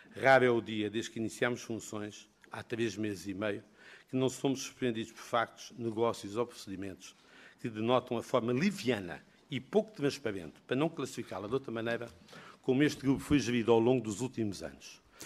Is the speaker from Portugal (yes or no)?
yes; Portugal